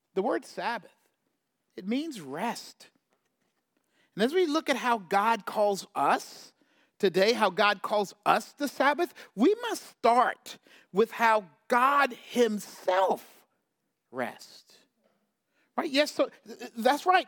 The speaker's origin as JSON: {"language": "English", "region": "South Carolina", "country": "United States", "tie": "born or raised there", "said": "I grew up in South Carolina, so deep south"}